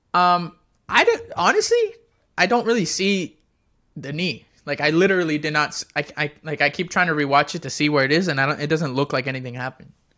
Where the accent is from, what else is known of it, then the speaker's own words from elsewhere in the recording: Florida, United States; also born or lived in Texas / Puerto Rico; I'm born and raised technically in, not technically, most of my life has been in Florida